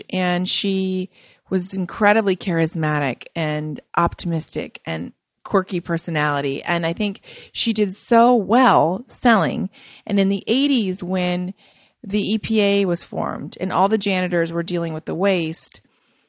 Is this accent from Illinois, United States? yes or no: no; Fort Wayne, Indiana, United States; I grew up in Fort Wayne, Indiana, and I'm Macedonian